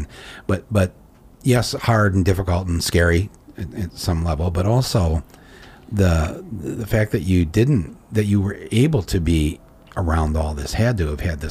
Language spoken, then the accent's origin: English; Flint, Michigan, United States; we come from Flint every other summer.